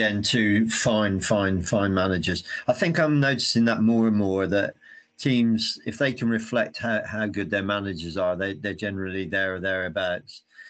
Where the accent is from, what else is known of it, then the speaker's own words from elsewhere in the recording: Saltash, South West England, United Kingdom; my hometown team in Saltash.